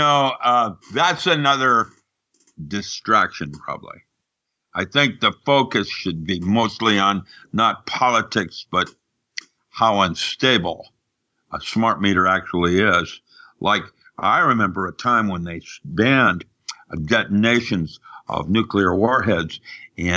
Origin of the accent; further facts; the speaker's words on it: Seattle, Washington, United States; moved away as an adult; I remember growing up in Seattle when Boeing was the primary company